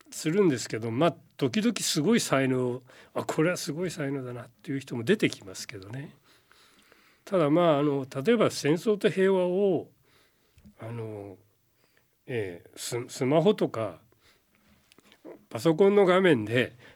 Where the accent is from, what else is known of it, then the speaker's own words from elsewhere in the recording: near Gobō, Wakayama, Japan; 僕の郷里のすぐ近く出身なんですよ